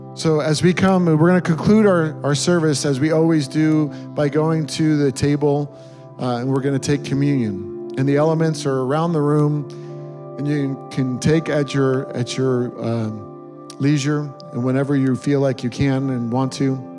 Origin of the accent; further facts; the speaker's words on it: New York, United States; moved away; I grew up, born and raised in New York